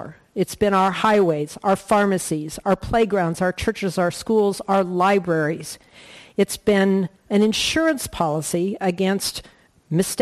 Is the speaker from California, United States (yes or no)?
no; Colorado, United States; moved away; I grew up in Colorado